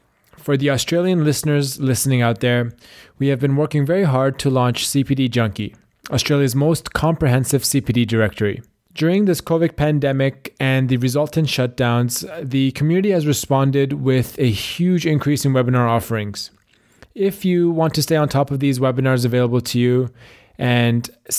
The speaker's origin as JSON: {"language": "English", "country": "Canada", "said": "And we had a bit of overlap with, you know, both being Canadian and just kind of seeing you guys around the dental school."}